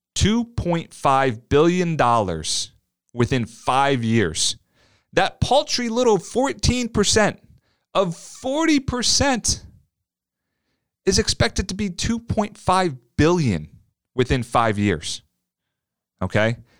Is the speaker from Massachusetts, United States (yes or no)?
no; New Jersey, United States; growing up in South Jersey, right outside of South Philly